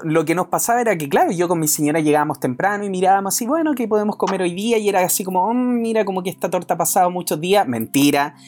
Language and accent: Spanish; Chile; nosotros como, como chilenos